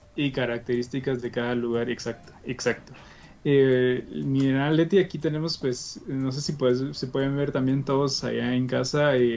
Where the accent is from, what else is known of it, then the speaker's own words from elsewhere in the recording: Guatemala; nosotros como chapines